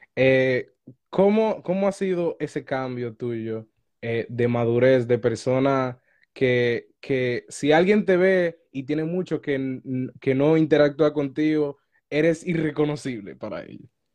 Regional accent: Dominican Republic; moved away; Yo soy de República Dominicana

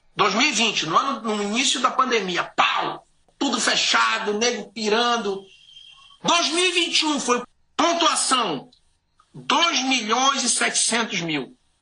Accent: Santarém, Pará, Brazil; moved away as an adult; also born or lived in Belém; now in United States; Eu, é, nasci em Belém, nasci em Santarém, me cresci numa ilha, fui para Belém

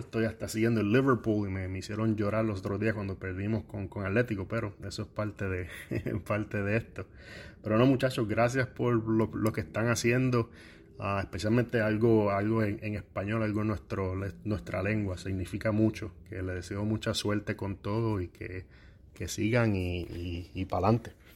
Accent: Puerto Rico; moved away as an adult; now in Columbus, United States; soy natural de Cabos, Puerto Rico

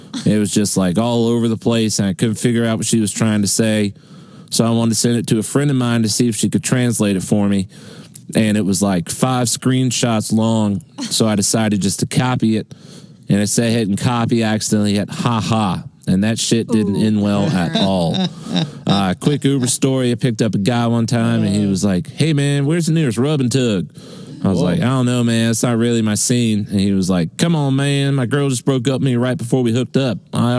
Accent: Charleston, South Carolina, United States; I know y'all asked about my accent. I'm actually from Charleston, South Carolina.

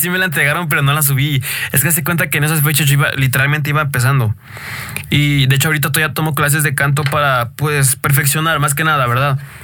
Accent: State of Mexico, Mexico; yo soy de aquí del Estado de México

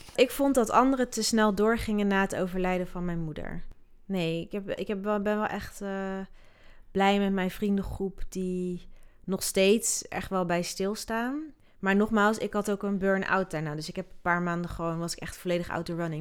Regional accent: Netherlands; also born or lived in Sierra Leone; ik ben wel opgegroeid in Nederland

